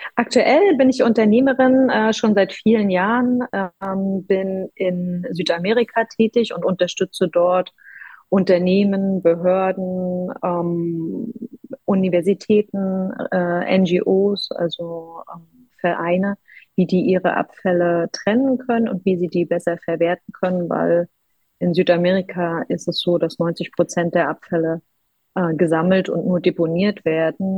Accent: Rostock, Mecklenburg-Vorpommern, Germany; also born or lived in Warnemünde; Ich bin aus dem wunderschönen Rostock

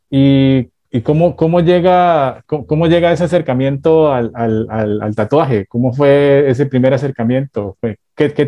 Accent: Bogotá, Colombia; now in New York, United States; Soy de Bogotá, Colombia. De Bogotá.

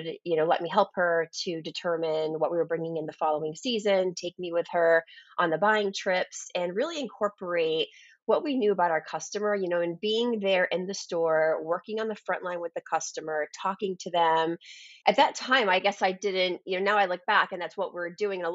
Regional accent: outside of Boston near the Cape Cod area, Massachusetts, United States; I grew up outside of Boston near the Cape Cod area

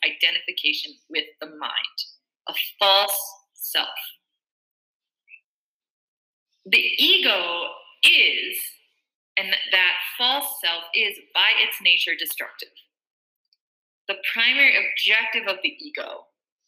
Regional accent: Minnesota, United States; I'm from Minnesota

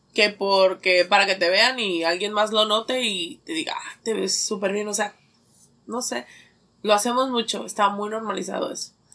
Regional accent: Mexico; Nosotros como mexicanos del maíz

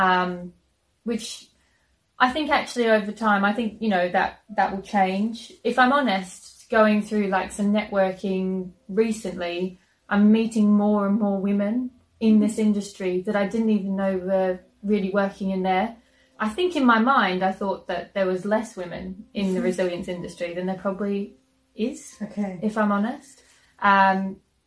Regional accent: Queensland, Australia; moved away; in Queensland, back in my home state in Australia

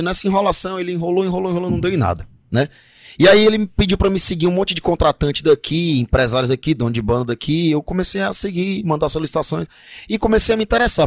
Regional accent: Ceará, Brazil; now in Manaus, Brazil; eu sou do Ceará, e lá é o berço do forró

